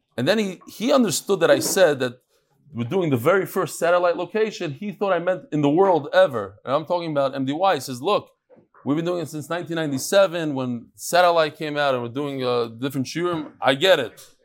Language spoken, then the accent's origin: English; Lakewood, New Jersey, United States; I was born in Lakewood fifty years ago today.